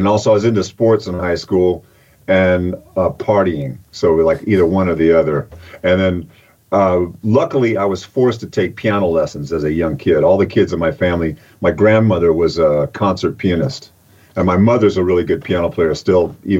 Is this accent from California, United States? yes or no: yes; Oroville, California, United States; moved away as an adult; also born or lived in Los Angeles / Boston; now in Midlands, United Kingdom; I grew up in a little town in Northern California called Oroville. Like gold, Oroville.